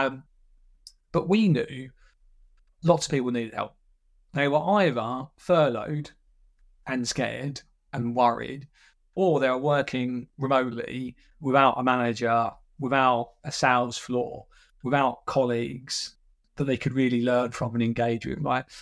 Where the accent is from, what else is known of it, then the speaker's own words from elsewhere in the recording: Essex, East of England, United Kingdom; I'm, I'm from Essex